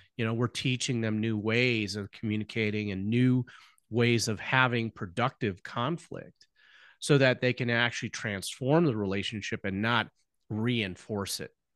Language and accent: English; Chicago, Illinois, United States; also born or lived in Nebraska; we were both born and born and raised in the Chicago land area